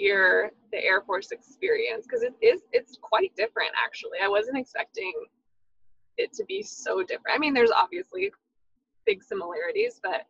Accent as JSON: {"language": "English", "town": "Houston", "region": "Texas", "country": "United States", "tie": "born or raised there", "moved": "as an adult", "lives_now": "Florida, United States", "said": "I am born and mostly raised in Texas, in Houston specifically, and then went to Texas A&M"}